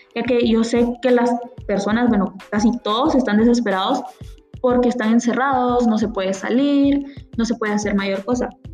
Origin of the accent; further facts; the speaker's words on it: San Antonio Suchitepéquez, Suchitepéquez, Guatemala; also born or lived in Concord, California, United States / Palín, Guatemala; Soy originaria de San Antonio Suchitepeques y soy estudiante. No toda mi vida he vivido en San Antonio, pues viví en Concord, California por cuatro años y algo